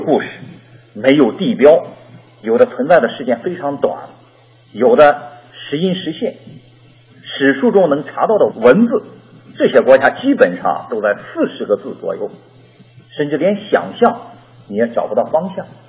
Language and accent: Chinese; Shandong, China; 我是个山东人，我也不是新疆人，我也不是学历史